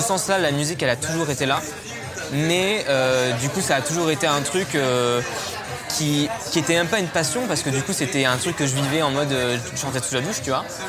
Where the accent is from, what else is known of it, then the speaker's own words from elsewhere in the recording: Valence, Auvergne-Rhône-Alpes, France; first language French; moved away as an adult; j'ai grandi euh, dans la Drôme, à Valence. Euh, j'ai vécu jusqu'à ce que je parte de chez moi à 18 ans